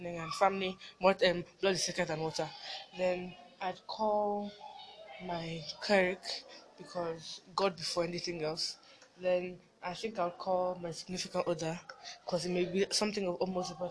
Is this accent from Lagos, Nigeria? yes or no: no; Edo, Nigeria; I am from Edo State.